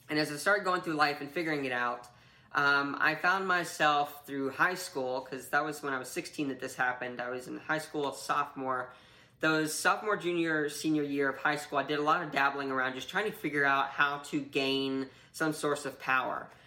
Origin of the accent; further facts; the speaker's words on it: North Carolina, United States; also born or lived in Kentucky; I grew up mostly in North Carolina, a little bit of time in Kentucky